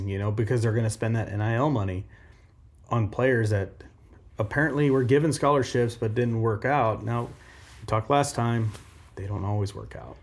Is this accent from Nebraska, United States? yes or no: yes; Omaha, Nebraska, United States; I grew up in Omaha.